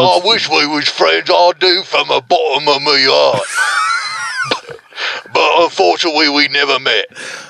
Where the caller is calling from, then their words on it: France; Hello, I am also calling from France. I work in the baguette factory.